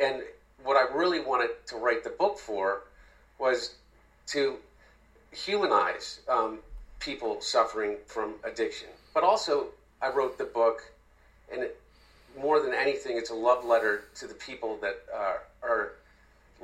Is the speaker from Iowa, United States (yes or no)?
no; Wilmington, Delaware, United States; my brother and I, you know, we grew up in Wilmington